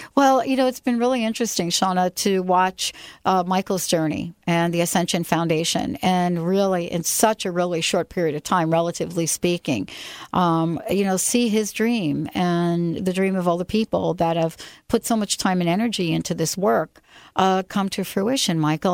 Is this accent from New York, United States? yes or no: yes; New York, United States; I'm from New York